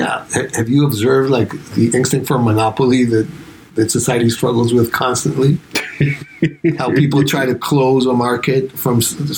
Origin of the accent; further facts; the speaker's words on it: Spain; first language Spanish; English is a second language; moved away as an adult; now in United States; When we switch, in Spanish, we all sound from the same part of Spain. When we switch to English or French or German, we will all sound from different parts of the world.